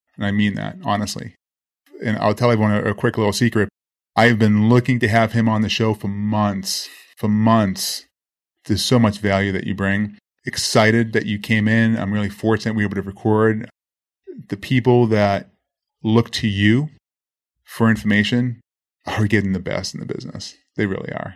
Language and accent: English; Boston, Massachusetts, United States; born or raised there; now in Miami, United States